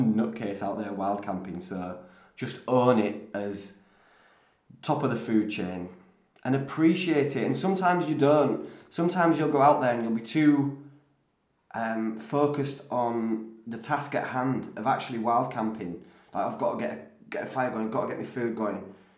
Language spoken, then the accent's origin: English; Whitby, Yorkshire and the Humber, United Kingdom; accent: Geordie twang, mixture of Yorkshire; I'm from the Northeast anyway. I'm from Whitby, so we pick up a bit of that Geordie twang. It's like a mixture of Yorkshire and, and, and all sorts of stuff in Whitby